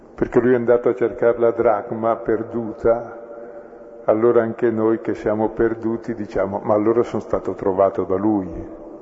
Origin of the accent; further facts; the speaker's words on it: Brescia, Lombardy, Italy; io sono di Brescia